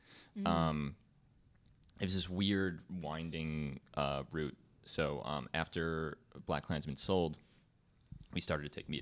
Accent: East Brunswick, New Jersey, United States; East Brunswick, New Jersey.

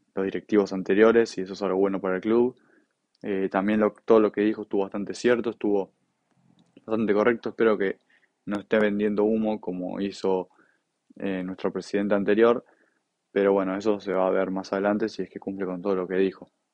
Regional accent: Buenos Aires, Argentina; yo soy de Buenos Aires

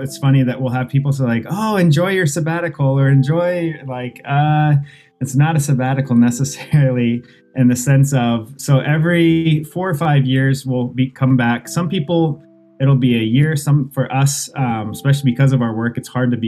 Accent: Des Moines, Iowa, United States; moved away as an adult; also born or lived in France / Boston; now in Tokyo, Japan; I grew up actually in Des Moines, Iowa

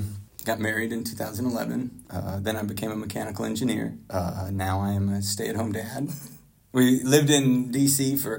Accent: Virginia, United States; also born or lived in Tulsa, Oklahoma / Utah / Washington, D.C.; I was born in Tulsa, Oklahoma, lived in Utah for a little bit, settled in Virginia by the time I was 7. I lived in the Tuckahoe Ward before it split into Tuckahoe-Gayton.

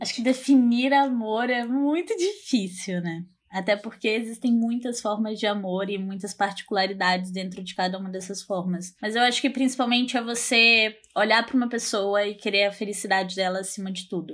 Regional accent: Porto Velho, Rondônia, Brazil; sou de Porto Velho, Rondônia

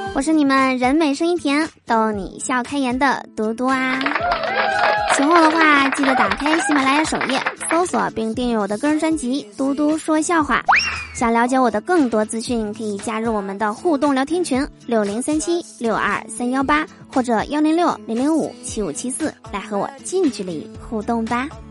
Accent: Northeast China, China; 我是东北人嘛，是吧？在我们东北呀

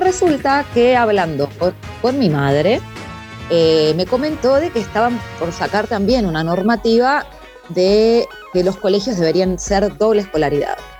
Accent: Quilmes, Buenos Aires Province, Argentina; yo soy de provincia, zona sur, Quilmes

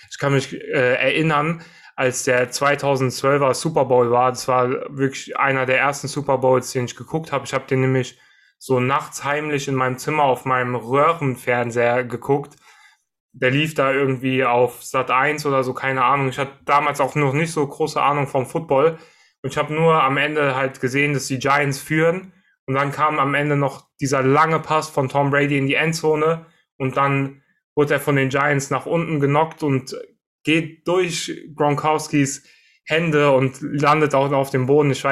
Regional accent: Frankfurt, Hesse, Germany; Also natürlich wir als Frankfurter oder im Frankfurter Raum lebende äh, wäre die Commerzbank Arena vielleicht ein bisschen cooler.

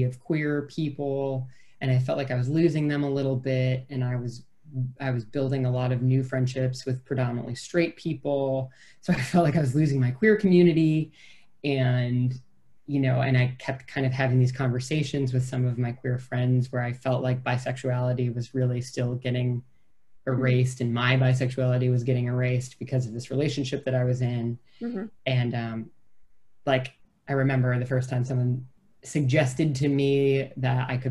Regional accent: small town near Madison, Wisconsin, United States; moved away as an adult; I lived in my hometown for 18, and then I lived in Madison, which is a great city, but it was only 30 miles away from the town where I grew up

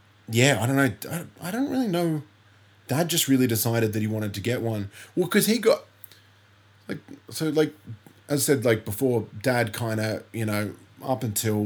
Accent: Bellingen, New South Wales, Australia; also born or lived in Coffs Harbour; the town that I kind of would cite as my hometown is Bellingen.

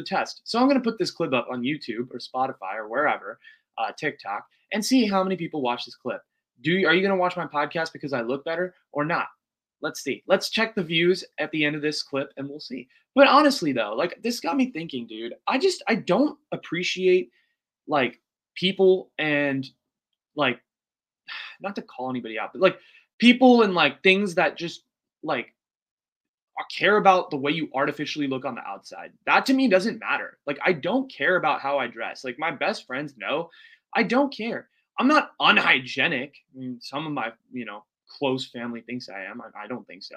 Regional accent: United States; as an Indian American

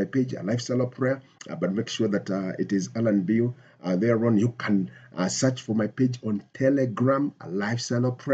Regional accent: Nairobi, Kenya; I come from Nairobi, Kenya.

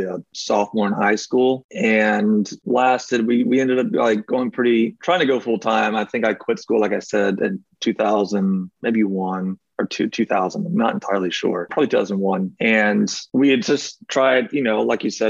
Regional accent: Mount Dora, Florida, United States; moved away as an adult; now in Virginia, United States; I'm originally from Central Florida, a town called Mount Dora

